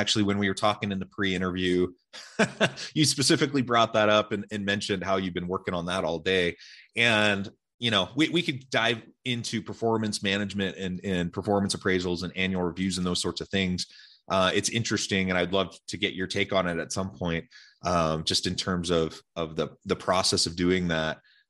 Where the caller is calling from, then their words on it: Salt Lake City, Utah, United States; And I'm joining you from Salt Lake City.